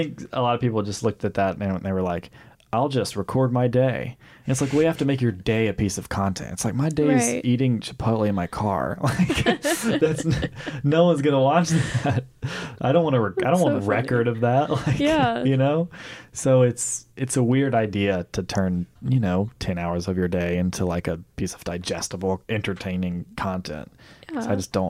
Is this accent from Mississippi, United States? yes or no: yes; Mississippi, United States; moved away; my hometown in Mississippi